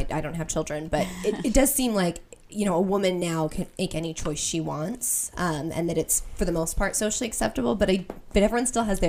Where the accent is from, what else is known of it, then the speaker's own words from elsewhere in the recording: Colorado, United States; now in Los Angeles, United States; I'm from Colorado and there's coyotes and foxes.